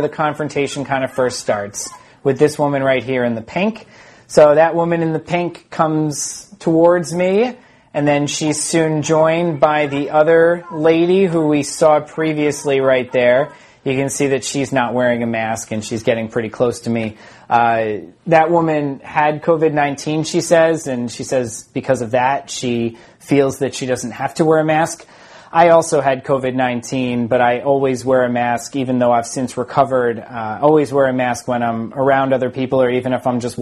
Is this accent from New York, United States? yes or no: yes; Smithtown, New York, United States; also born or lived in St. James, New York; I am from Smithtown. I went to Smithtown High School. I grew up in both Smithtown and St. James